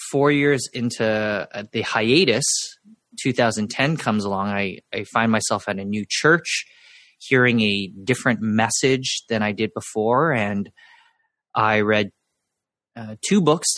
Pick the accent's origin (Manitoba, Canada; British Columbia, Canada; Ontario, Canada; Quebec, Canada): British Columbia, Canada; Vancouver; I was born and raised in Vancouver